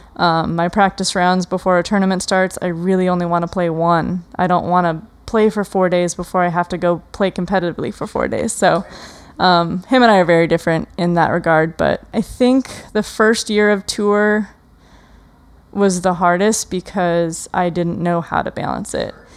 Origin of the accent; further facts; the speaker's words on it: Wisconsin, United States; I grew up in Wisconsin, so it's super humid in the, in the summer